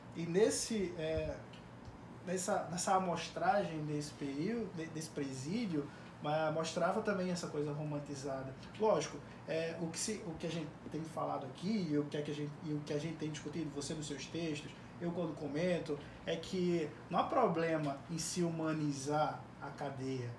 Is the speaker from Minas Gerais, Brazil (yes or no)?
no; Pernambuco, Brazil; em Pernambuco, de onde eu venho